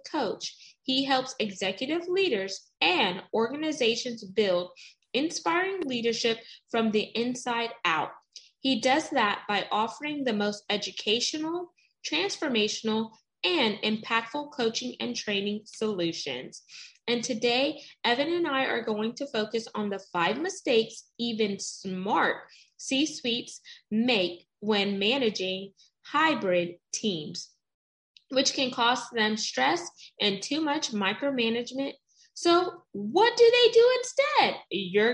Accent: United States; I'm first generation American. So my mom is West Indian. She's from St. Vincent and the Grenadines

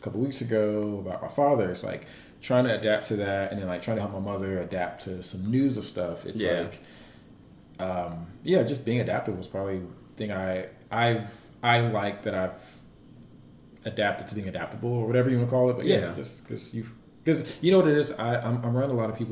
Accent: Atlanta, Georgia, United States; one of my best friends I grew up with in Atlanta

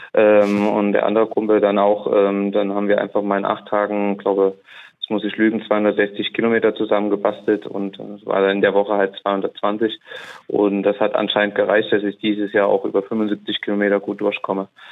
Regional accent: Saarbrücken, Saarland, Germany; also born or lived in Neubrandenburg; ich komme aus Saarbrücken, ähm, wohne und lebe da zumindest hauptwohntechnisch noch

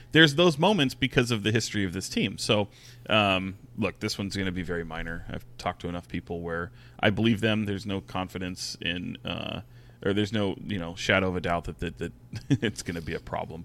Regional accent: Sacramento, California, United States; I grew up in Sacramento, I grew up a Kings fan

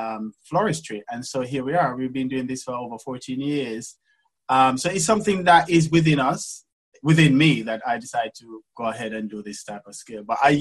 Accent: Jamaica; accent: Jamaican; now in England; You probably hear my accent that I'm from Jamaica. So, yes, I was born in Jamaica. And then when we left to come and live in England, from Jamaica

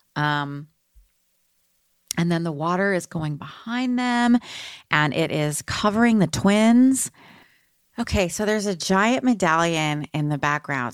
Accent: Texas, United States; moved away as an adult; also born or lived in Austin / Seattle; I'm from Texas

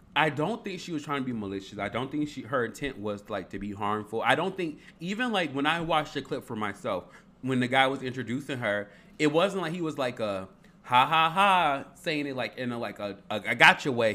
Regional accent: Harvey, Illinois, United States; I'm from Harvey

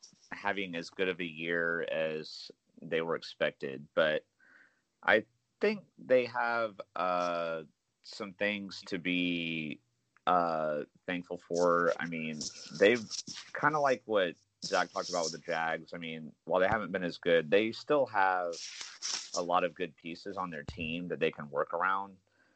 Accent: Jacksonville, Florida, United States; my hometown city of Jacksonville still even has a team

